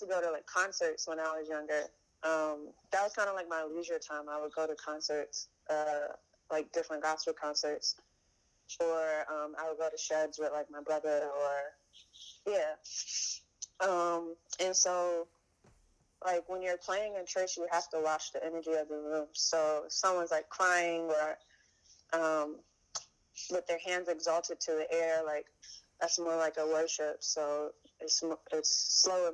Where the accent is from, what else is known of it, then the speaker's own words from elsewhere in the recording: New York City, New York, United States; I'm from East New York, Brooklyn